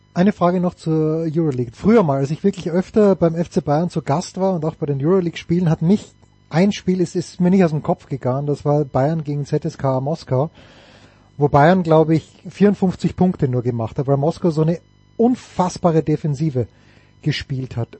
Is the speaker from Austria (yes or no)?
yes; Austria; als Österreicher